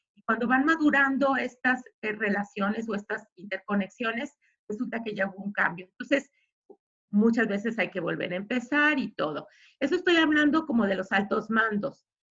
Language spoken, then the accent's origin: Spanish; Guadalajara, Jalisco, Mexico; somos este, tapatíos